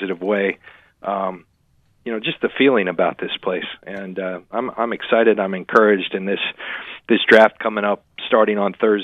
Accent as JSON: {"language": "English", "region": "Southern California", "country": "United States", "said": "I'm from Southern California"}